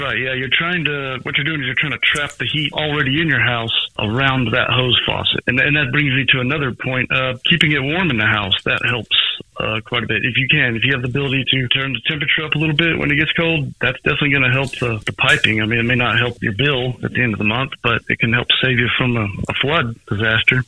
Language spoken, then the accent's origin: English; Princeton, Texas, United States; I grew up around Princeton